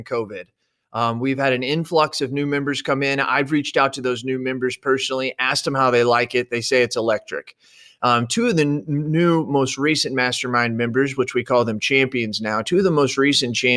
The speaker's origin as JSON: {"language": "English", "region": "Central Illinois", "country": "United States", "tie": "born or raised there", "said": "she's from my hometown. Couple years older than me, went to the same high school. We've known each other in Central Illinois"}